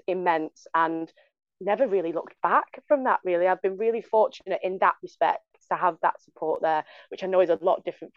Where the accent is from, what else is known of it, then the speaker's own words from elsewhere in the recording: Bolton, North West England, United Kingdom; accent: northern; now in London, United Kingdom; as you can tell from my northern dulcet tones, I'm not from London, even though I work in a London university. I'm originally from the north. From Bolton